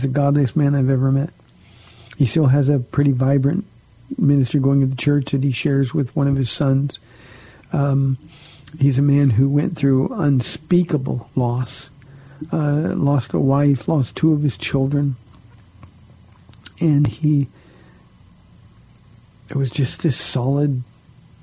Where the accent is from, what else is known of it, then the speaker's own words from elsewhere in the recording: Southern California, United States; I grew up in Southern California where everybody knew about Calvary Chapel